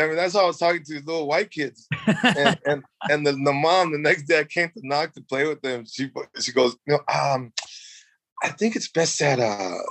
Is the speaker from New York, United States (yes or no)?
no; Los Angeles, California, United States; also born or lived in Mexico / Silver Lake, Los Angeles; I grew up in Mexico as a kid from 1 to 6, right, and then we landed, like every immigrant back in the day, man, we landed in Boyle Heights